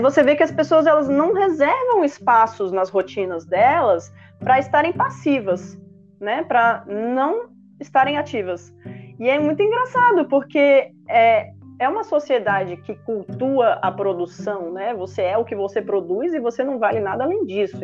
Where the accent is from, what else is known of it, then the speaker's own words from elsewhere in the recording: Brasília, Federal District, Brazil; eu sou de Brasília, né? Eu moro aqui